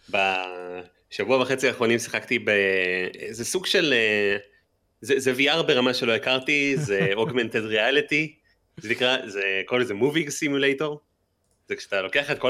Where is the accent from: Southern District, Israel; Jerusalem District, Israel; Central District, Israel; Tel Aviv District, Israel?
Jerusalem District, Israel; Jerusalem; moved away; אני גם ירושלמי במקור